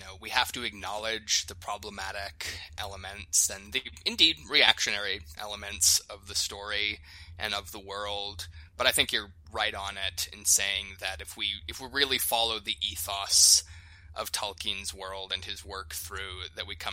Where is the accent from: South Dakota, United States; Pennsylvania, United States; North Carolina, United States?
South Dakota, United States; the Lakota people where I grew up in South Dakota